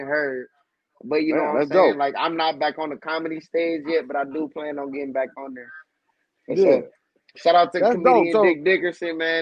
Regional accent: Saginaw, Michigan, United States; moved away as an adult; now in Florida, United States; I went to Arthur Eddy. I grew up on Carter Street, like right next to the high

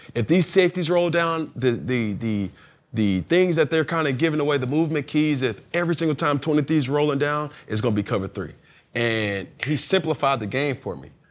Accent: Atlanta, Georgia, United States; I'm born and raised in Atlanta, Georgia

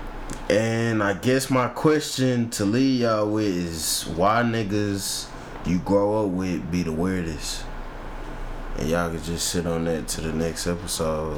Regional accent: Missouri City, Texas, United States; I'm from south of Houston, like Mo City

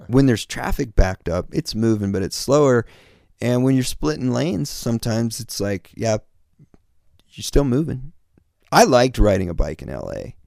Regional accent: Kansas, United States; born or raised there; moved away as an adult; now in Los Angeles, United States

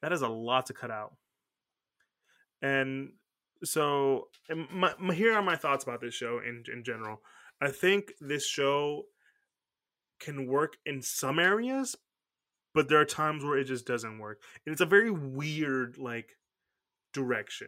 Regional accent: Houston, Texas, United States; We're from Houston. The closest thing we have to, like, a big body of water is Galveston Beach.

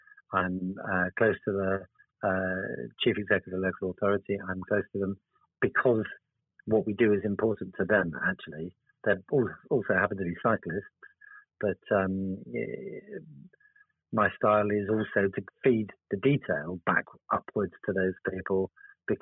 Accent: Cornwall, South West England, United Kingdom; also born or lived in Oxford; now in Birmingham, United Kingdom; I am actually Cornish, that's where my home is.

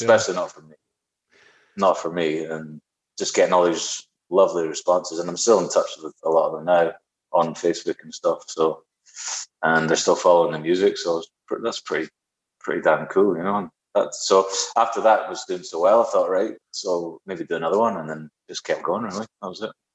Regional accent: near Dundee, Scotland, United Kingdom; moved away as an adult; also born or lived in Spain; now in Cork, Ireland; I was learning electric guitar every Tuesday afternoon after school. I'd get on the bus and go to Dundee and get guitar lessons

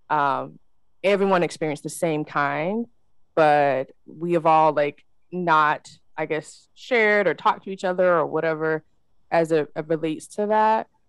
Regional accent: Nigeria; now in United States; I'm Nigerian, so my dad and mom came to the states um

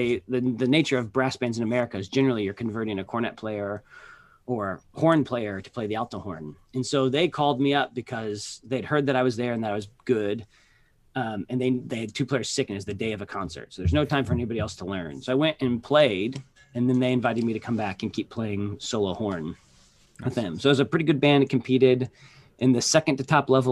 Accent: Midwest, United States; the area where I grew up in the central part of the country

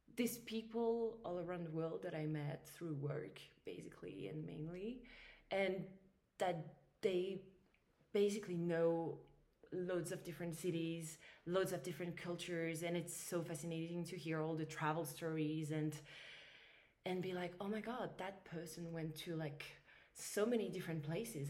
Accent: Paris, Île-de-France, France; I grew up in Paris.

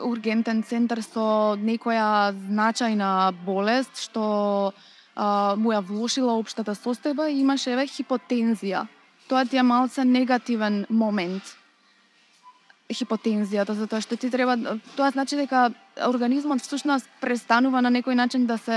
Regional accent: North Macedonia

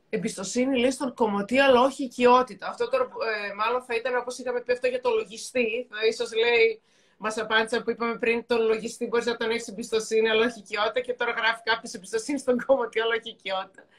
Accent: Thessaloniki, Central Macedonia, Greece; και εγώ είμαι από τη Θεσσαλονίκη

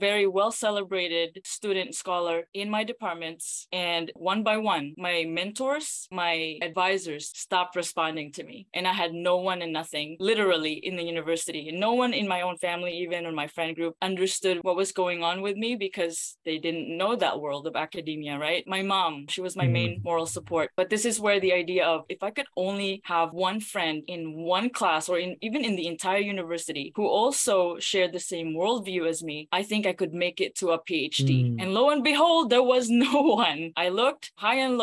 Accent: Philippines; moved away; I grew up in the Philippines

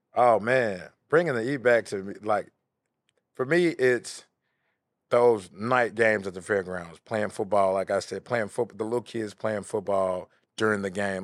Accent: Memphis, Tennessee, United States; I'm from Bing Hampton

